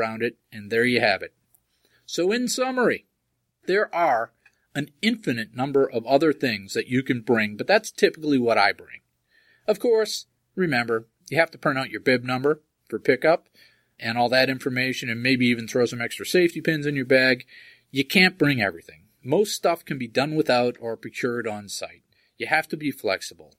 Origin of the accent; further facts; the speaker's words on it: Groton, Massachusetts, United States; my hometown of Groton, Massachusetts